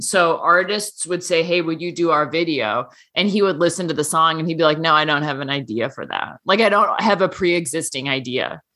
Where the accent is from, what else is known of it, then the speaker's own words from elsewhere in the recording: Seattle, Washington, United States; now in Nebraska, United States; my hometown